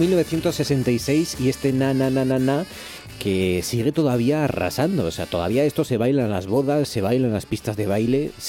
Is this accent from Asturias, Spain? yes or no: yes; Gijón, Asturias, Spain; en Gijón somos grandones